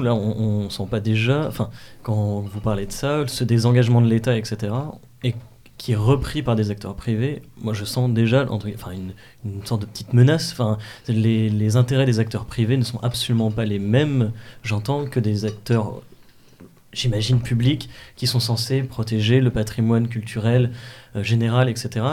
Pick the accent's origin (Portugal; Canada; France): France; Normandy; je viens des, des de Normandie